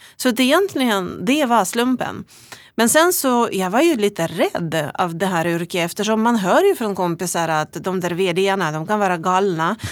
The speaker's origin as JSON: {"language": "Swedish", "country": "Russia", "also_born_or_lived": "Umeå, Sweden", "accent": "Russian accent", "second_language": "Swedish", "moved": "as an adult", "lives_now": "Sweden", "said": "ni hör ju på min äh, vackra brytning att jag kommer från Ryssland"}